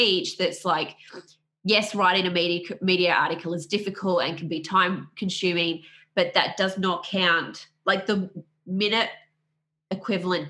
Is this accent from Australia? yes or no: yes; Australia; I'm from Australia